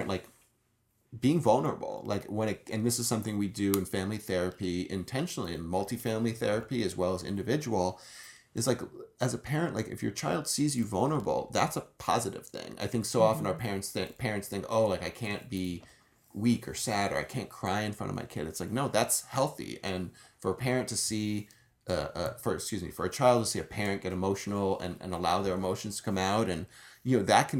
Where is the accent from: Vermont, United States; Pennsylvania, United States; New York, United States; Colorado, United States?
New York, United States; now in Los Angeles, United States; I'm from New York.